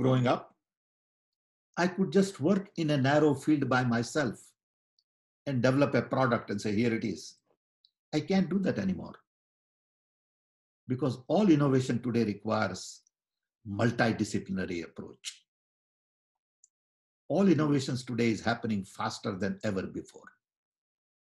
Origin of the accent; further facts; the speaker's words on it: India; I was born in British Raj